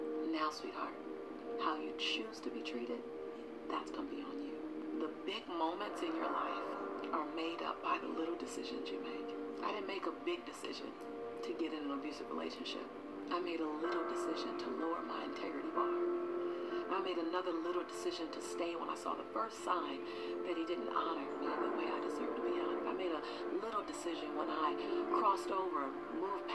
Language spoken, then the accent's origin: English; Los Angeles, California, United States; I'm a girl from South Central LA, living between the Harlem Crip 30s and the Rolling 60s